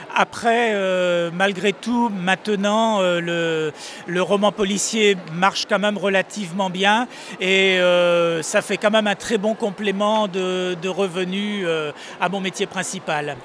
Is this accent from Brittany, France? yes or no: yes; Brittany, France; j'y suis né, ça fait donc un peu plus de 60 ans que, j'y vis